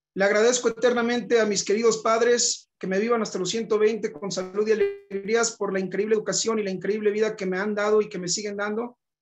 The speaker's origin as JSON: {"language": "Spanish", "town": "Monterrey", "region": "Nuevo León", "country": "Mexico", "tie": "born or raised there", "also_born_or_lived": "Johannesburg, South Africa", "moved": "as an adult", "said": "Nací en Monterrey, Nuevo León, el norte de México, en 1990"}